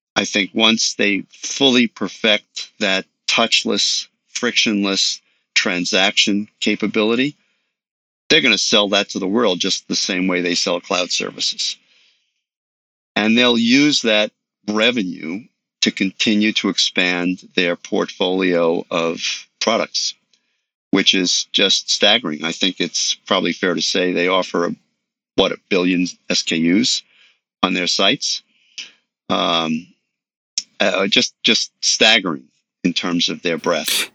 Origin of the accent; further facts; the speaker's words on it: New York City, New York, United States; I grew up in New York City.